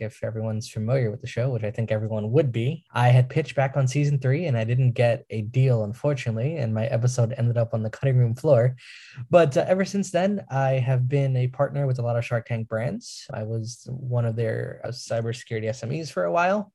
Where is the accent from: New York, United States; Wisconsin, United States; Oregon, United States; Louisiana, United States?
New York, United States; I'm from New York